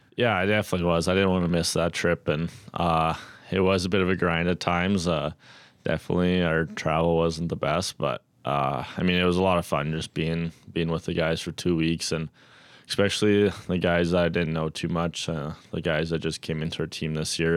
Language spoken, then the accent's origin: English; Red Deer, Alberta, Canada; Red Deer just being my hometown